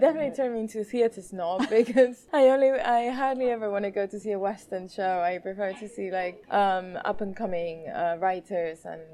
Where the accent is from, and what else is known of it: Mallorca, Balearic Islands, Spain; moved away as an adult; now in London, United Kingdom